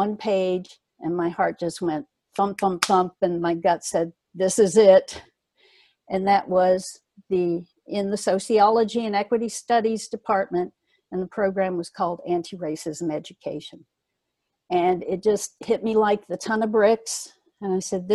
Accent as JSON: {"language": "English", "region": "the Jim Crow South", "country": "United States", "tie": "born or raised there", "said": "I grew up in the Jim Crow South"}